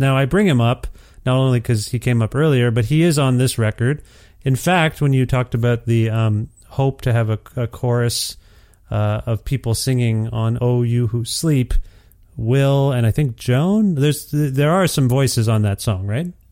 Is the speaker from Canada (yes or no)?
yes; Canada; I'm Canadian